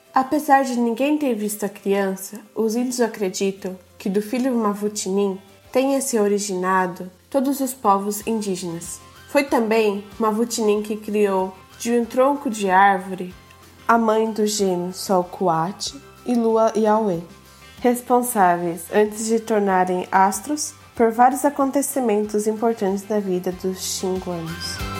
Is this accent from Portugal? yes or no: no; Japan; also born or lived in Brazil; nasci no Japão e estudei na escola japonesa